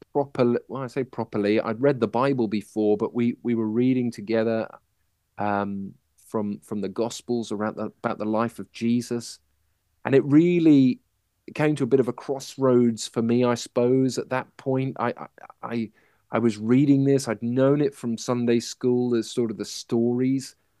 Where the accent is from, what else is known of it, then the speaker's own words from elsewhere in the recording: Manchester, North West England, United Kingdom; I was born in Manchester